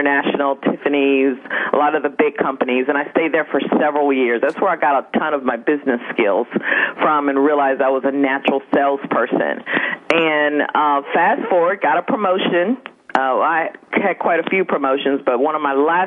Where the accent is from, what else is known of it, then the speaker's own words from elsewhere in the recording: Dallas, Texas, United States; moved away as an adult; also born or lived in Houston, Texas; I'm originally from Dallas, Texas.